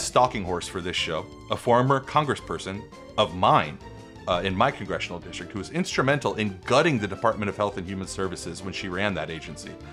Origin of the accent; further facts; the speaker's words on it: Smithtown, New York, United States; was born and raised in my hometown, Smithtown, New York